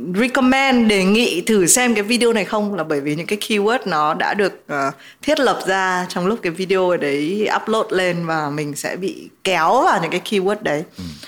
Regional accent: Vietnam

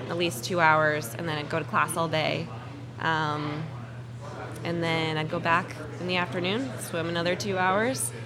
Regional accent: Marblehead, Massachusetts, United States; I grew up in Marblehead

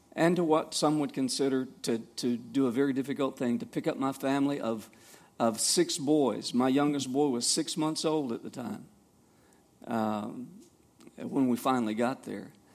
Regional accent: Savannah, Georgia, United States; I grew up in Savannah, Georgia

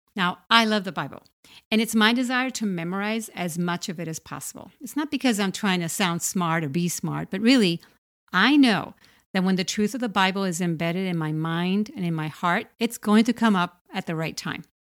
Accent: Puerto Rico; I was about eight years old, growing up in Puerto Rico

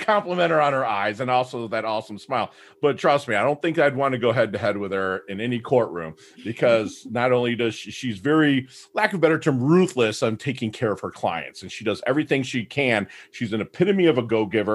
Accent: Detroit, Michigan, United States; I'm from Detroit, so I'm from the Midwest

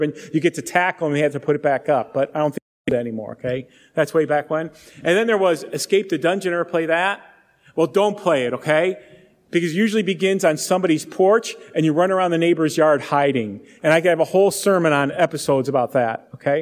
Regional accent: Euclid, Ohio, United States; I grew up in suburbia in Euclid, the east side of Cleveland

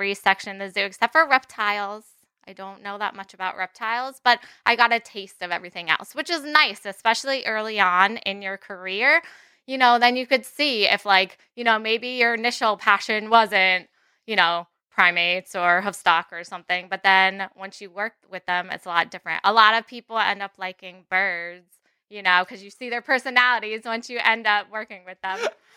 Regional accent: New Jersey, United States; moved away as an adult; now in Connecticut, United States; I'm actually from North Jersey.

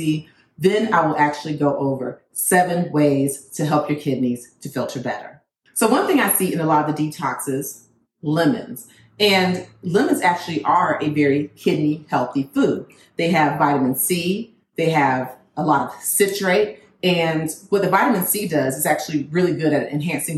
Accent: Florida, United States; I'm from Florida

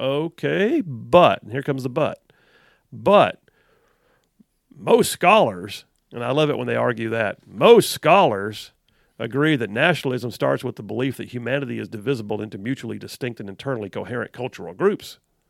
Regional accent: United States; I'm an American, and if called upon, I will defend my nation. God redeemed me, but he also had me born here for some reason.

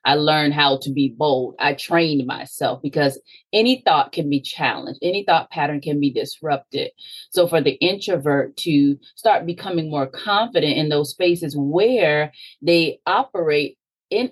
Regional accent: Sarasota, Florida, United States; I'm from Sarasota, Florida, originally, about midway in Florida, and I grew up as an only child

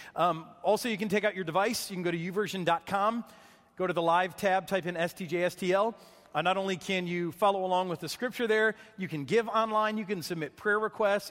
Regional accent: Michigan, United States; growing up in Michigan, there were lots of lakes

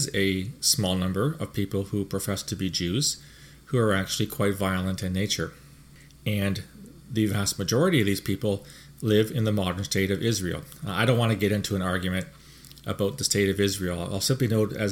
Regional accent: Canada; Speaking as a Canadian

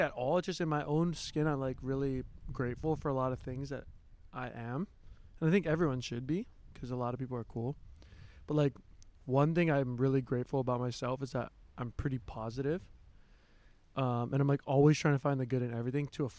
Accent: Hawaii, United States; growing up in Hawaii, I was like a little ashamed of my white side

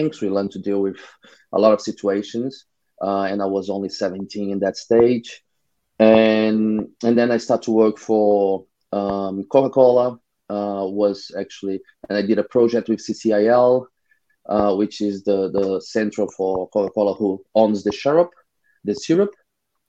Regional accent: Rio de Janeiro, Brazil; I'm from Rio, Brazil

